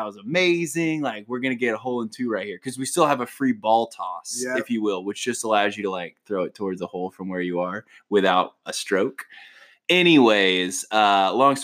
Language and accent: English; Mississippi, United States; I'm from Mississippi.